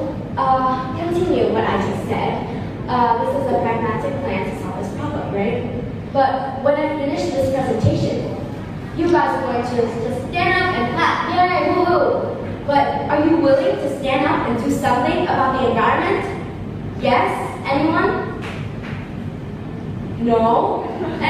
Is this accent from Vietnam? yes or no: yes; Ho Chi Minh City, Vietnam; I'm from Ho Chi Minh City